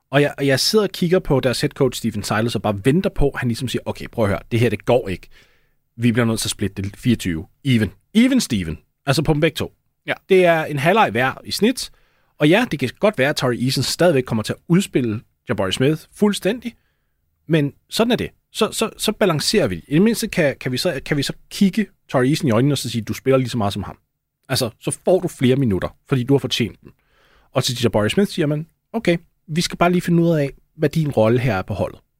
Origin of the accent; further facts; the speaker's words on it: Denmark; Det er en af de organisationer, man har lidt svært ved at uh, kilder til som dansker, vil jeg sige.